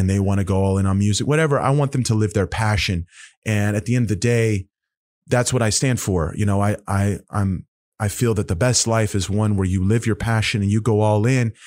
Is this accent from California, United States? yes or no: no; Oklahoma, United States; I'm from Oklahoma